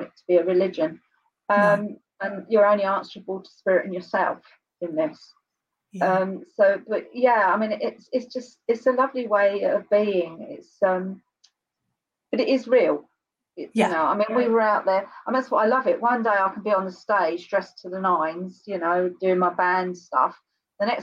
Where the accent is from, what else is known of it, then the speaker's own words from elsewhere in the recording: Kent, South East England, United Kingdom; I was born and bred in Blackfin, okay, Kent